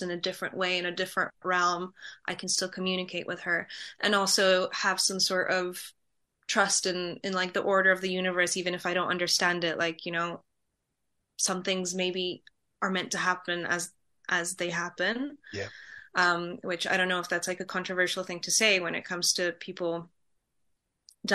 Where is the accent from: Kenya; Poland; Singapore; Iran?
Poland; moved away; I'm from Poland.